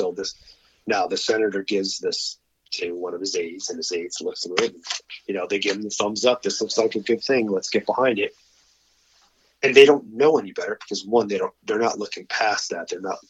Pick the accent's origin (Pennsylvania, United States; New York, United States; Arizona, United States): Arizona, United States; But when that popped up here in Arizona, my home state, I was like, Charles, I think now's the time we need to launch this shit.